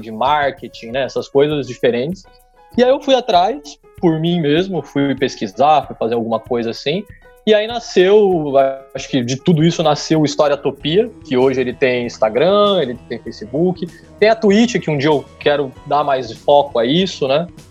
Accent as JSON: {"language": "Portuguese", "town": "São Bernardo do Campo", "region": "São Paulo", "country": "Brazil", "moved": "as an adult", "lives_now": "Rio de Janeiro, Brazil", "said": "o sotaque talvez não tenha entregado ainda, mas eu sou de São Paulo, especificamente de São Bernardo."}